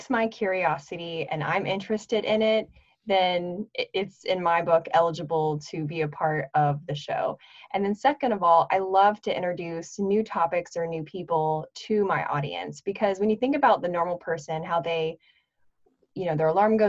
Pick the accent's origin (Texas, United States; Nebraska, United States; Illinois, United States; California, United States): Nebraska, United States; also born or lived in North Florida; now in Pensacola, United States; I grew up in Nebraska